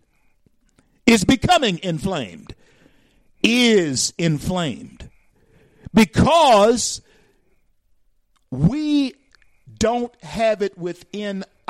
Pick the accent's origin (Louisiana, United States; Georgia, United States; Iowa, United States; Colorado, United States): Louisiana, United States; Shreveport; moved away; I grew up in Shreveport, Louisiana